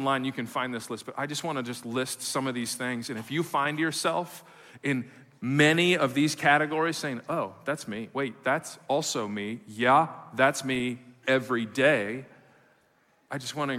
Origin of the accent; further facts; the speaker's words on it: Midwest, United States; moved away; I come from the Midwest